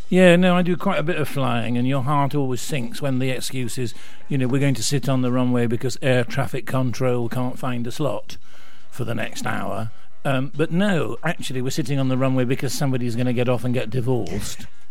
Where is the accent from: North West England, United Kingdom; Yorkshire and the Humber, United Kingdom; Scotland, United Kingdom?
Yorkshire and the Humber, United Kingdom; Rotherham; moved away; I come from Rotherham.